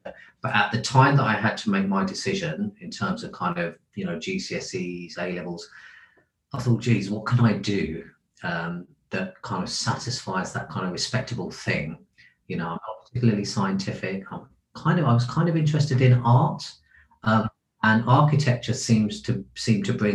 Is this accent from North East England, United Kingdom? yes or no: no; London, United Kingdom; also born or lived in India; I was born in India, actually, and I came to the country as a child and grew up in Lewisham, southeast London.